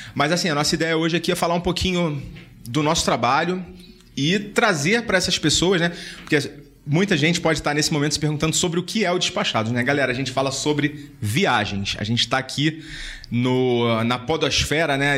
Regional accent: Rio de Janeiro, Brazil; now in São Paulo, Brazil; Eu sou do Rio

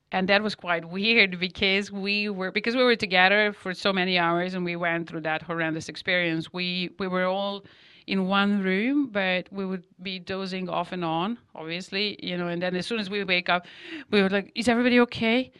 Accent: Novi Sad, Vojvodina, Serbia; born or raised there; English is a second language; moved away as an adult

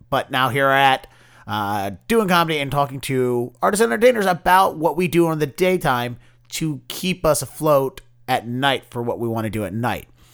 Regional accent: Baltimore, Maryland, United States; moved away as an adult; now in Boston, United States; I'm a Boston-based comedian, formerly, uh, from Baltimore, b-, born and raised in the Baltimore area.

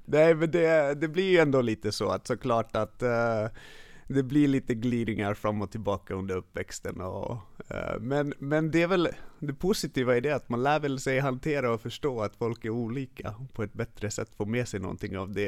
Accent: Stockholm, Stockholm County, Sweden; first language Finnish; Swedish is a second language; jag är född i Stockholm, uppvuxen här. Men finska är mitt modersmål.

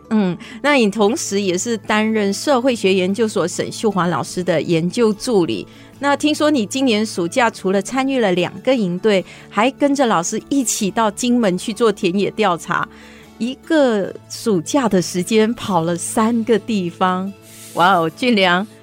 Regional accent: Malaysia; now in Taiwan; 它跟我的家乡马来西亚非常像

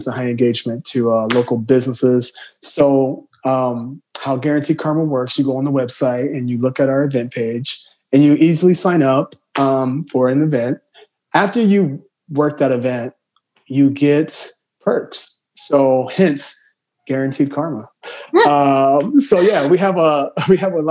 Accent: Southern Illinois, United States; moved away as an adult; also born or lived in Chicago, United States; now in New York, United States; from Southern Illinois, borderline Kentucky, hillbilly at heart

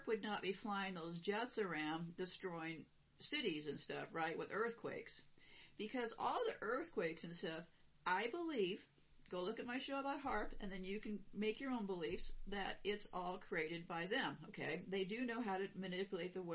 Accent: California, United States; I'm from California, and I lived through a few earthquakes there.

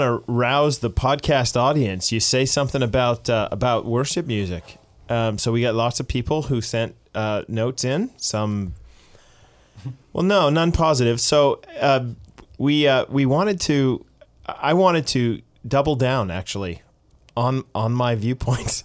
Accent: Boston, Massachusetts, United States; Boston, my hometown

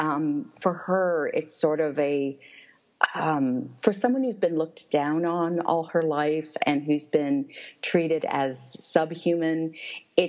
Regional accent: Toronto, Ontario, Canada; I grew up in Toronto, which is, I think, still called the most multicultural city in the world.

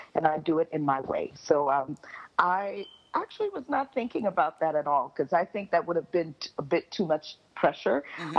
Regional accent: Miami, Florida, United States; now in Montreal, Canada; I was born and raised in Miami, Florida. I am mm-hmm. a Florida native

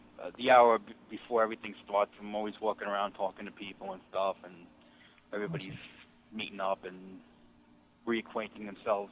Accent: New York, United States; I grew up in New York

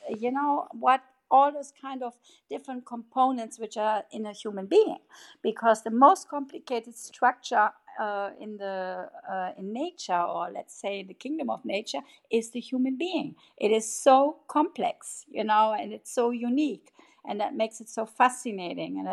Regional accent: Germany; English is a second language; moved away as an adult; also born or lived in Hawaii / England / Congo / Berlin; I was raised in Germany, but then afterwards I lived in Hawaii.

